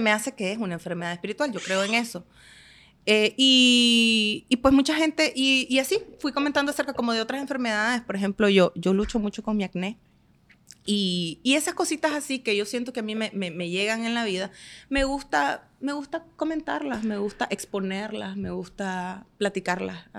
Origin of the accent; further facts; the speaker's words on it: Estelí, Nicaragua; moved away as an adult; now in Managua, Nicaragua; yo soy de Estelí